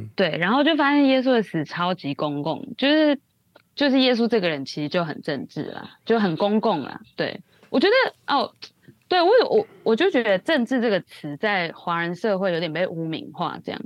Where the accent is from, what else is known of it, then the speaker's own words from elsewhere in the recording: Taiwan; moved away as an adult; now in Hong Kong; 身为台湾人